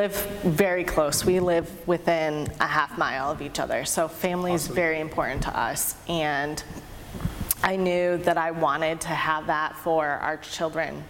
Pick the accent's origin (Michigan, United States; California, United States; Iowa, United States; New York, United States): Michigan, United States; I grew up in Michigan